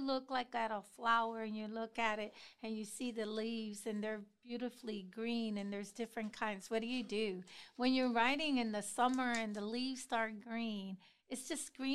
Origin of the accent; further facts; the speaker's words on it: Puerto Rico; moved away as an adult; now in Columbus, United States; little old me, Puerto Rican girl, not even 2 years in Columbus